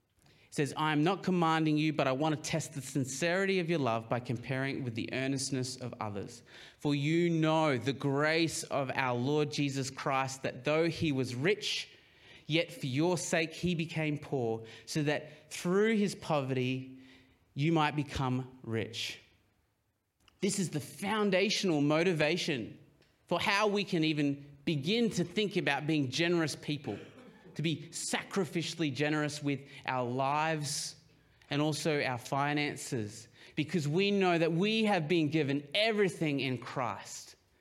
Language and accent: English; Papua New Guinea; I grew up, a lot of you will know that I grew up in Papua New Guinea, and they're a very collectivist society.